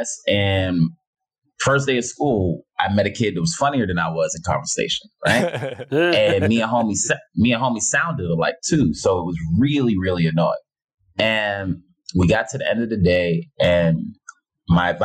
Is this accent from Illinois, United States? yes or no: no; New York City, New York, United States; Born and raised